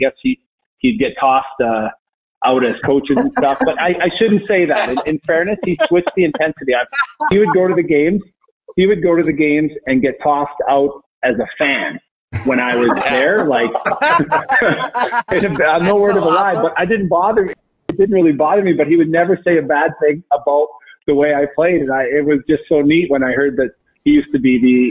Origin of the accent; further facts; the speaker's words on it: St. Albert, Alberta, Canada; moved away as an adult; also born or lived in Calgary / Denver; now in Boston, United States; I grew up in Edmonton, St. Albert, which is a suburb just outside Edmonton